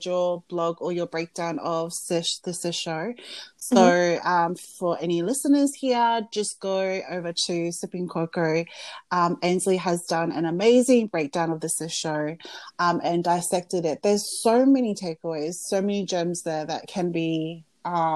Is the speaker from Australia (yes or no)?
yes; Australia; growing up in Australia